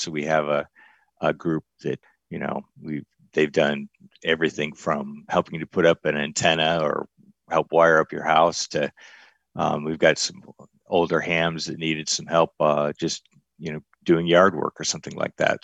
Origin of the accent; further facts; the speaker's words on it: Michigan, United States; moved away as an adult; now in Arizona, United States; I'm a transplant. I'm originally from Michigan. So I've been out in Arizona and the West for about the last forty years